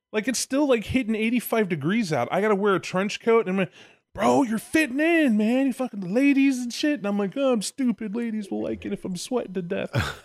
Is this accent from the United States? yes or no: yes; Illinois, United States; moved away; also born or lived in Arkansas; I'm Illinois native